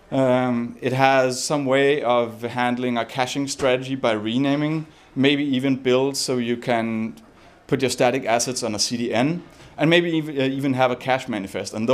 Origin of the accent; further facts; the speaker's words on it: Copenhagen, Capital Region of Denmark, Denmark; guys, I'm, I'm …, I'm from Copenhagen, and I'm here to talk about build systems.